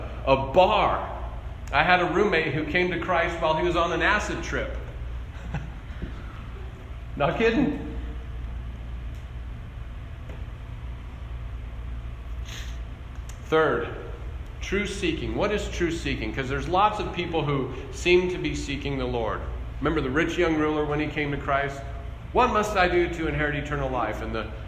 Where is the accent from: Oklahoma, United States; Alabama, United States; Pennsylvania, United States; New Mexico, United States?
New Mexico, United States; Albuquerque; I grew up in Albuquerque, a very large city